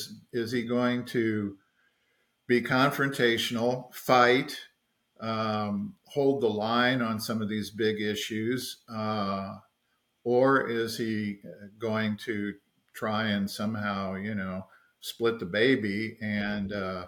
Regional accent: Florida, United States; my home state of Florida

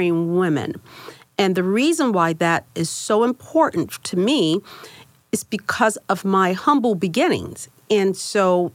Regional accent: Miami, Florida, United States; I grew up in Liberty City. And so that's an area in Miami, Florida

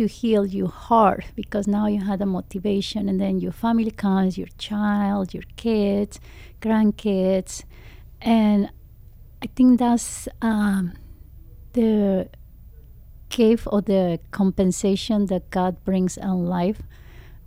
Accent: Mexico; English is a second language; now in United States; I'm coming from Mexico

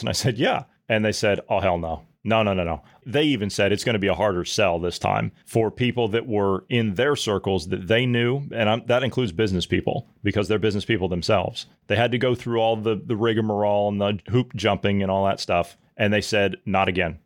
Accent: Midwest, United States; the Midwestern people

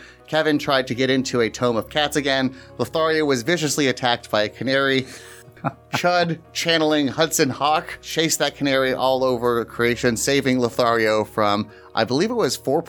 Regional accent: Australia; As an Australian, let me just say, New Zealand is number one.

